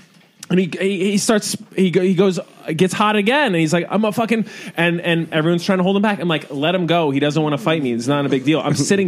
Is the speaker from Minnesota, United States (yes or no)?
no; Philadelphia, Pennsylvania, United States; now in New York City, United States; Philadelphia. I mean, from suburbs of Philadelphia.